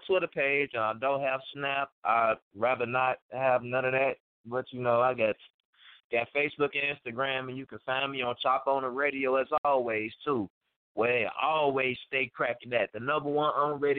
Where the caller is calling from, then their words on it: Chicago, Illinois, United States; I'm calling in from Chicago, Illinois